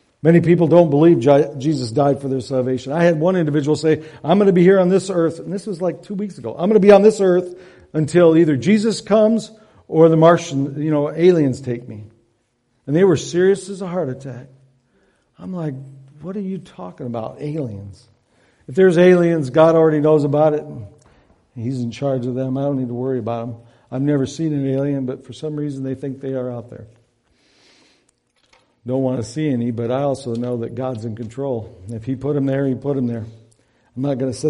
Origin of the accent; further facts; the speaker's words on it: Devil's Lake, Michigan, United States; I grew up on Devil's Lake, so right across the lake from there